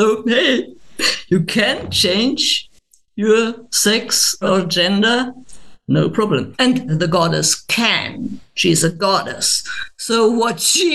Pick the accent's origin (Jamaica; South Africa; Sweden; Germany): Germany; English is a second language; I'm not an English speaking person. I'm a German.